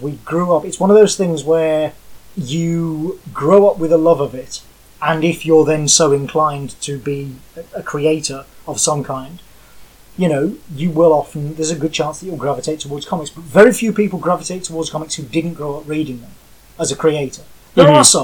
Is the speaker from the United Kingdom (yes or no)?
yes; Birmingham, West Midlands, United Kingdom; moved away as an adult; also born or lived in Bath; I grew up in Birmingham